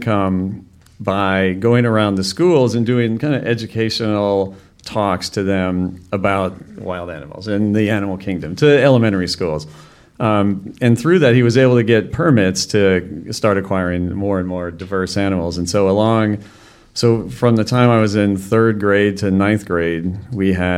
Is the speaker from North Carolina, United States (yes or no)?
no; Wisconsin, United States; also born or lived in Illinois; she moved my brother and I to Wisconsin